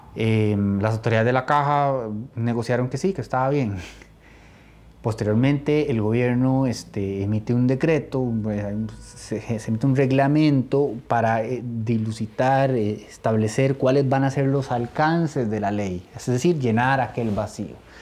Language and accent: Spanish; Costa Rica; como costarricense